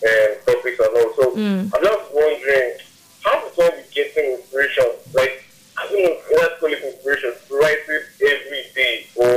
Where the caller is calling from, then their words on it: Shomolu, Lagos, Nigeria; I'm calling from Shimolu.